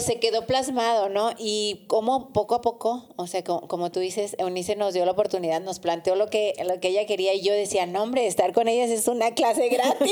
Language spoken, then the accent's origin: Spanish; Durango, Mexico; moved away; yo soy de Durango y recuerdo que allá veía una estación que se llamaba Radio Tecnológico